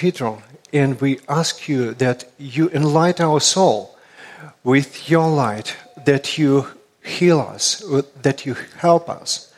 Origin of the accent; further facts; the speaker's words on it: Russia; accent: Russian; English is a second language; my Russian accent